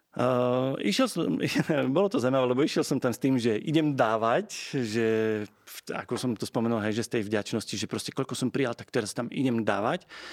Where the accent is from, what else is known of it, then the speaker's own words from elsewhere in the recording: Slovakia; also born or lived in England; na Vianoce alebo na dovolenku domov, tak stále som sa vrácal ako do nefunkčnej krajiny na Slovensku